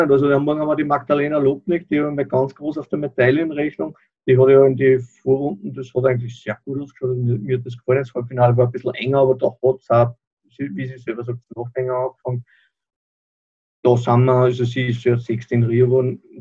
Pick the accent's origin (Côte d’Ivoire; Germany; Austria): Austria; Upper Austria; Ich bin aus Oberösterreich